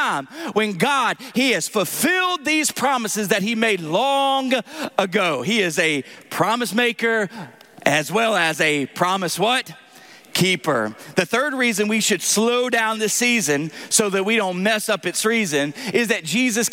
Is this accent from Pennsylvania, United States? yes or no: no; Tennessee, United States; accent: southern; moved away; I'm from Tennessee.